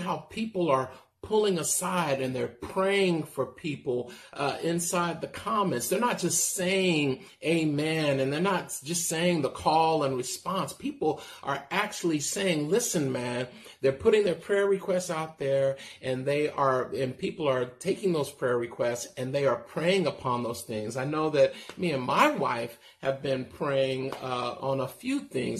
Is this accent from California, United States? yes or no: yes; Castro Valley, California, United States; I'm from Castro Valley